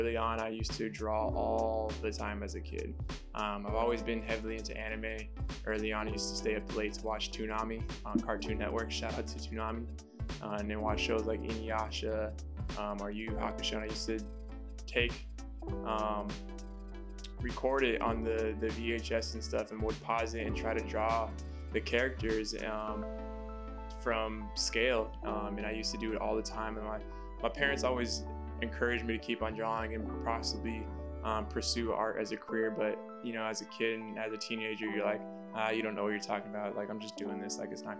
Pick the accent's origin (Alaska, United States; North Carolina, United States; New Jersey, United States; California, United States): California, United States; Hayward; I'm originally from Hayward, California, but I kind of moved around all over the place.